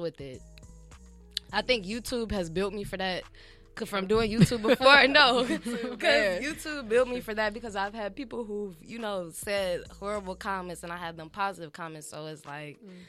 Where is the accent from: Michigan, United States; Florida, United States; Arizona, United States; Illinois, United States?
Illinois, United States; Chicago; now in Los Angeles, United States; I'm from Chicago.